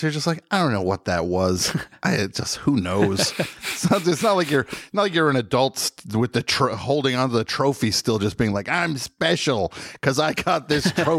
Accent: New Jersey, United States; Look, I grew up in New Jersey with Vintage was the go-to brand for the tri-state area.

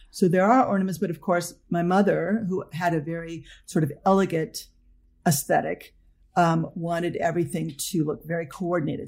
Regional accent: Los Angeles, California, United States; I grew up in Northridge, California

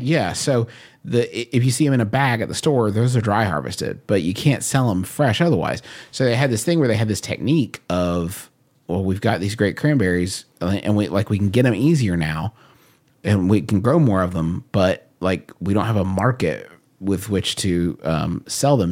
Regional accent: United States; I'm an American

